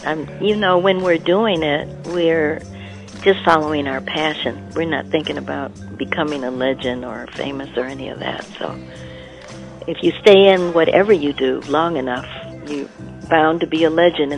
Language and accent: English; Detroit, Michigan, United States; I'm born and raised in Detroit, Michigan